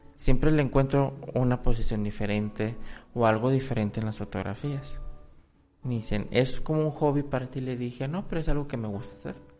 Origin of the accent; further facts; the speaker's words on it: Mexico; yo siendo mexicano no lo conozco del todo